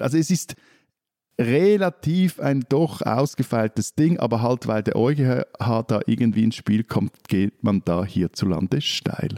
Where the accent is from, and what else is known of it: Switzerland